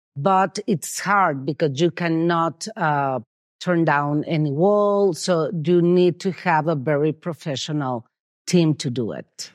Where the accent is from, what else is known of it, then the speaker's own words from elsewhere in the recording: Mexico City, Mexico; moved away as an adult; now in San Miguel de Allende, Mexico; I'm from Mexico City